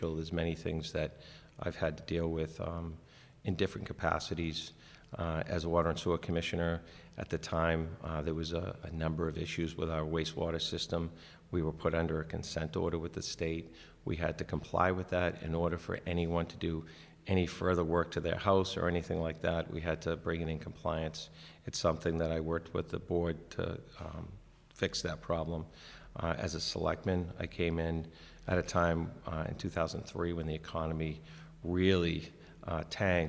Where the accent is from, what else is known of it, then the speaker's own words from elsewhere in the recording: Braintree, Massachusetts, United States; I grew up in Braintree. I graduated from Braintree High in 1983.